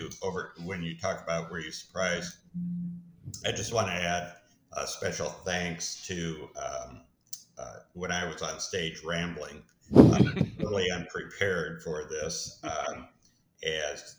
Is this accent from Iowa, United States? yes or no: yes; Waterloo, Iowa, United States; born and raised in Waterloo